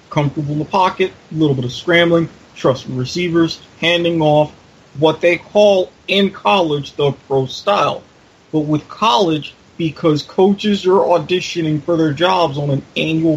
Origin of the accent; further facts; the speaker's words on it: Jacksonville, Florida, United States; Happens to be my hometown team